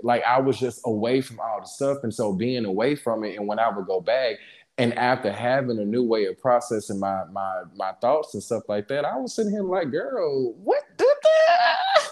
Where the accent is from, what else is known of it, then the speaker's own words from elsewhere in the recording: Jackson, Mississippi, United States; moved away as an adult; now in Dallas, United States; I grew up in Jackson